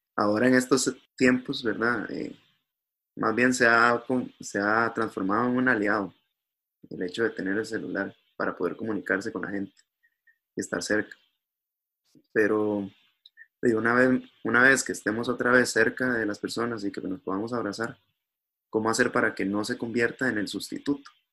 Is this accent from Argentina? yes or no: no; Costa Rica; somos los costarricenses